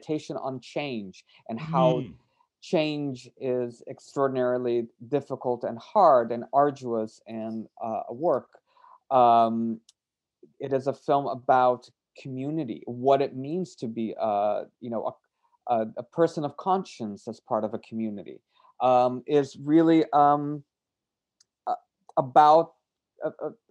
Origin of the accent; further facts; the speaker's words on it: Brazil; I grew up in Brazil